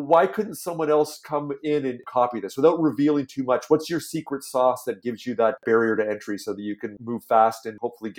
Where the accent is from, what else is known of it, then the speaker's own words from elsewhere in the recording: Toronto, Ontario, Canada; moved away; and I grew up in Toronto, so I got lots of friends back east